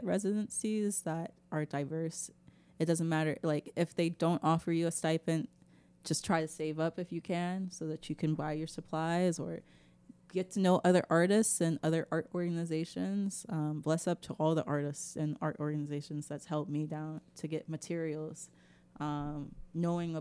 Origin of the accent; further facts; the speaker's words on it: Memphis, Tennessee, United States; I'm from South Memphis